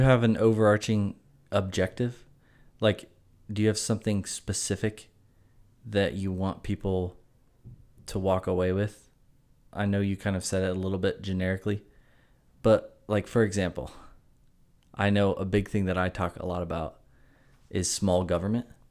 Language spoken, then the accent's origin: English; Greenville, South Carolina, United States; born and raised in Greenville, South Carolina